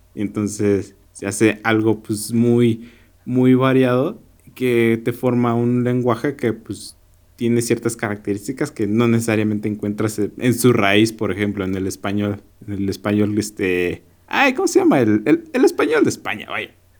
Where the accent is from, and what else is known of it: Mexico